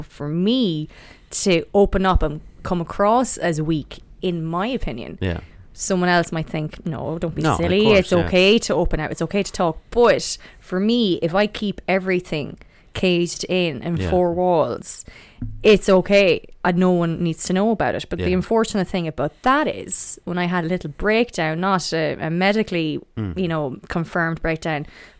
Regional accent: Athlone, Leinster, Ireland; I'm from Athlone originally. My accent is a bit weird. It's not the normal Athlone accent.

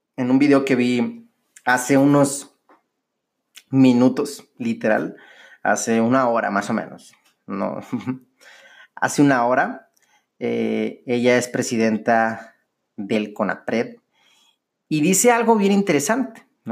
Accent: Monterrey, Nuevo León, Mexico; los regios somos los regios porque somos bien chingones

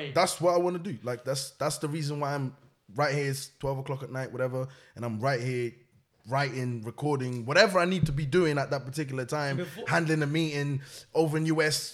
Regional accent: Portugal; moved away; also born or lived in Angola / Cape Verde; I was born in Portugal, that's where I'm from

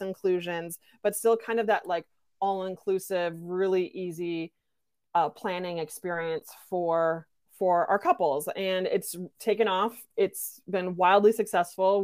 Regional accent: Midwestern United States, United States; I come from Midwestern United

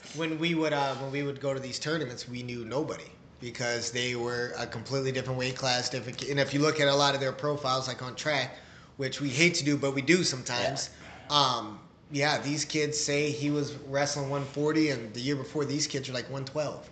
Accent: Waterloo, Iowa, United States; growing up in Waterloo, pretty much like you said, you know, my father was on the coaching staff at uh, East High for quite some time

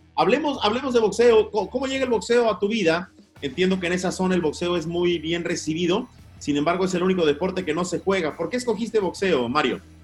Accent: Mexico; como decimos en México

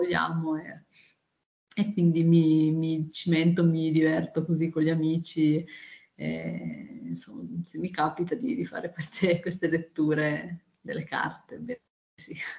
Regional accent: Turin, Piedmont, Italy; io sono di Torino

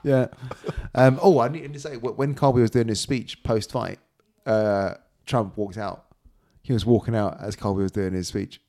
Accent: United Kingdom; we're British

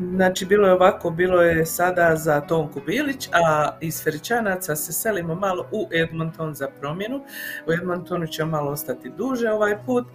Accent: Mostar, Federation of Bosnia and Herzegovina, Bosnia & Herzegovina; now in Calgary, Canada; kod nas u Mostaru

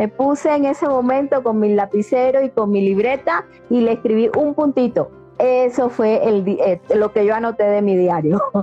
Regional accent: Colombia; now in Mexico; yo soy colombiana, estoy viviendo ahora acá en México

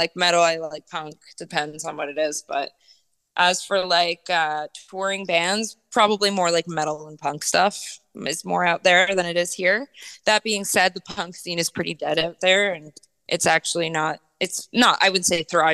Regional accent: Ontario, Canada; also born or lived in Toronto; now in Vancouver, Canada; I'm from Ontario. Yeah, I used to live in Toronto for over a decade.

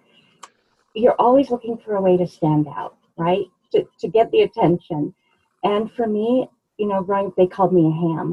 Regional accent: Denver, Colorado, United States; also born or lived in Fort Collins; I actually grew up here in Denver. The neighborhood is called Montclair

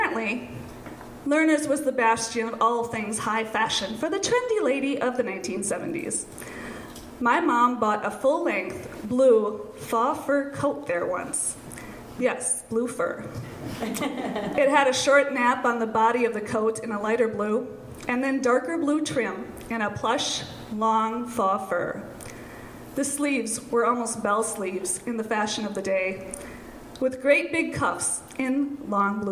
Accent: St. Paul, Minnesota, United States; born or raised there

